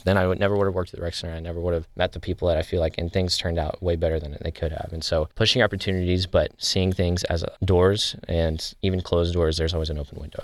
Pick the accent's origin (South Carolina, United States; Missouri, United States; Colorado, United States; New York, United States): Missouri, United States; Cape Girardeau; I'm from Cape Girardeau.